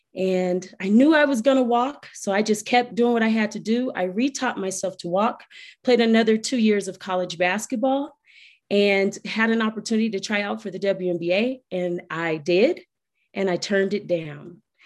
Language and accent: English; Colorado Springs, Colorado, United States; I am from Colorado Springs, Colorado